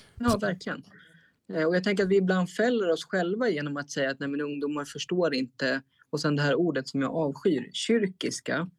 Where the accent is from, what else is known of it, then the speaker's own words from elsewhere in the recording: Stockholm, Stockholm County, Sweden; moved away as an adult; now in Strängnäs, Sweden; Jag är född och uppvuxen i Stockholm